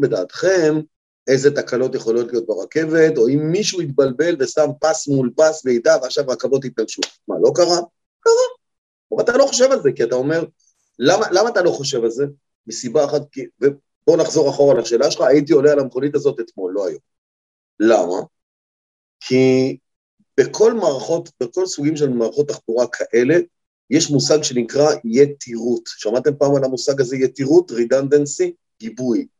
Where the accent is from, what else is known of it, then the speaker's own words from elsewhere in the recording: Israel; אנחנו ישראלים